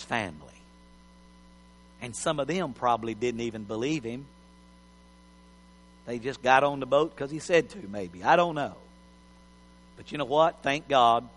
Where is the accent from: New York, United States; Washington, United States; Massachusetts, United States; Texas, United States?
Texas, United States; I'm a Texan, but I'm a foreigner.